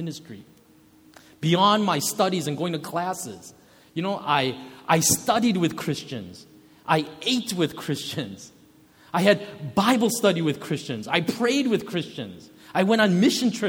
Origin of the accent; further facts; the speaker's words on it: United States; also born or lived in Kenya; growing up in America